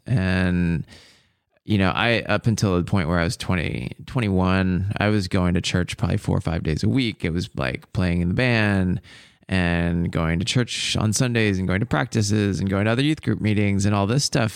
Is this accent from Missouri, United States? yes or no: no; Bothell, Washington, United States; I grew up in Bothell